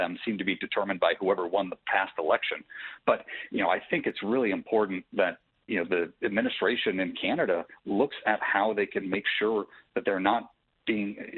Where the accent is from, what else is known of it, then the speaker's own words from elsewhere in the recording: Michigan, United States; I'm from Michigan.